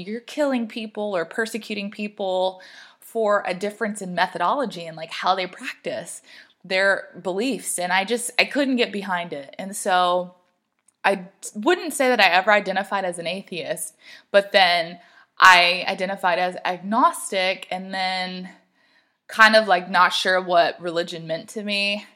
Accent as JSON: {"language": "English", "region": "the South", "country": "United States", "tie": "born or raised there", "said": "I grew up in the South"}